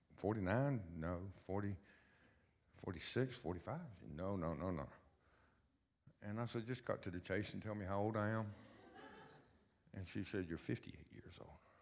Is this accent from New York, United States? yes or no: no; Lynchburg, Virginia, United States; I was born and raised in Lynchburg, Virginia